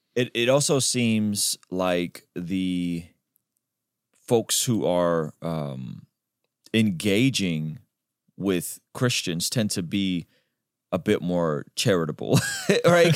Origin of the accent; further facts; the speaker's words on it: Baku, Azerbaijan; moved away; I'm Armenian, but we grew up in Azerbaijan